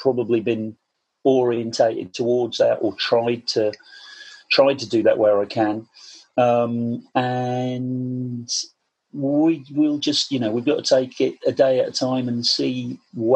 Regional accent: Portishead, South West England, United Kingdom; being a teenager growing up in Portishead, which is just outside Bristol on the coast, down there in the southwest

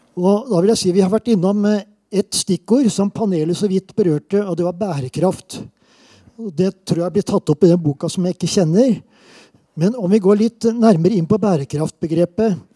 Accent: Southern Norway, Norway; accent: southern Norwegian (søring); now in Trondheim, Norway; jeg er søring

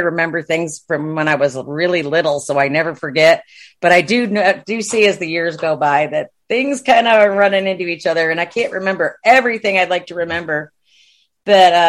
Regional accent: Watertown, New York, United States; moved away as an adult; now in Texas, United States; I grew up in Watertown, New York

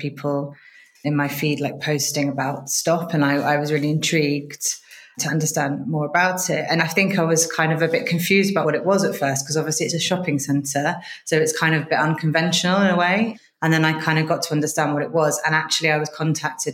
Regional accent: London, United Kingdom; moved away as an adult; now in Lisbon, Portugal; I'm originally from London, which is where I was living until about 5 years ago, when I decided to move to Lisbon

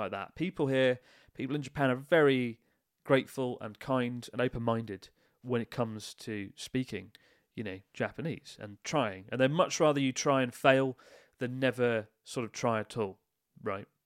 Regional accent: Kent, South East England, United Kingdom; Kent represent.

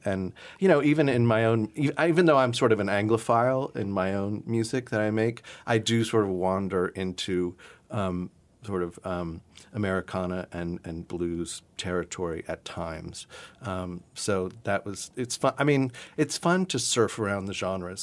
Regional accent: South Carolina, United States; I grew up in South Carolina, and I grew up sort of adjacent to a lot of Gullah and Geechee, um, communities

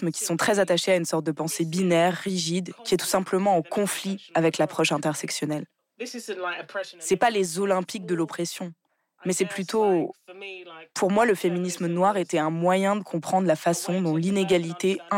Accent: London, United Kingdom; là d'où je viens, c'est-à-dire la ville de Londres

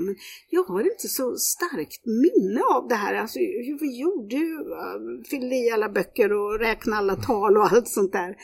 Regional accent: Kisa, Östergötland, Sweden; Jag växte upp i Kisa. Det är södra Östergötland

